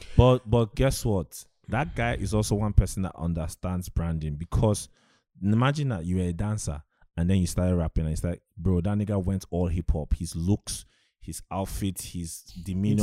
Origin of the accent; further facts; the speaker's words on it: Aba, South East Nigeria, Nigeria; I grew up in the East